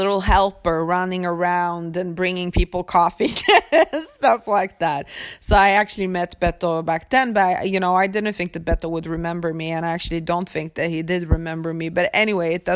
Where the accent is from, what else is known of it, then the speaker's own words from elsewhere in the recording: Sweden; also born or lived in Poland; I'm from Sweden and I'm born in Poland